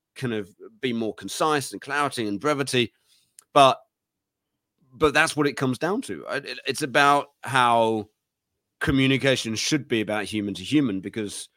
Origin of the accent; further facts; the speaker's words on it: United Kingdom; I'm British